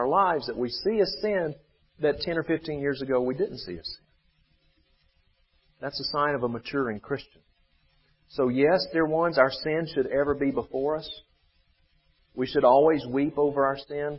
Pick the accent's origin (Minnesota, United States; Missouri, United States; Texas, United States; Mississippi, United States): Mississippi, United States; Vicksburg; my hometown of Vicksburg